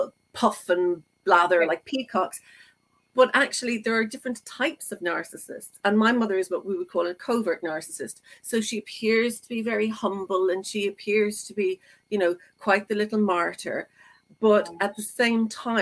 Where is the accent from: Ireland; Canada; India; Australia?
Ireland; I'm Irish, so you know, there were six of us.